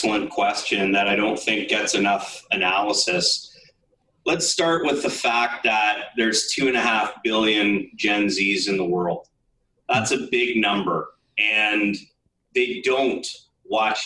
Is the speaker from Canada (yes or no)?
yes; Canada; I grew up, I'm a Canadian, I grew up a hockey fan.